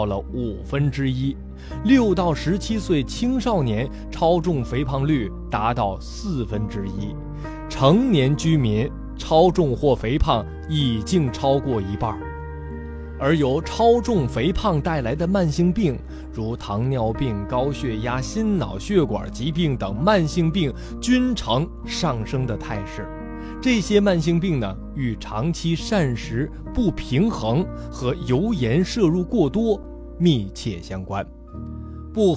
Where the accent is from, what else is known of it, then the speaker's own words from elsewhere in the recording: China; 为了让各位呢更加了解我们中国人自己的健康状况，